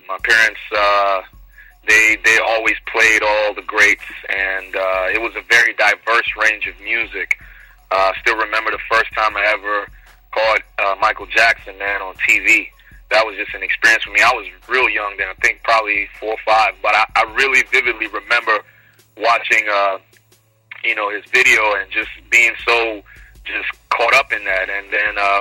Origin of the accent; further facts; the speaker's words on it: Nigeria; now in Houston, United States; born in Nigeria, raised there too